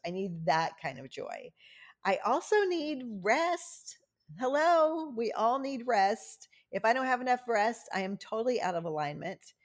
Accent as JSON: {"language": "English", "area": "Cajun", "region": "Louisiana", "country": "United States", "said": "I'm Cajun"}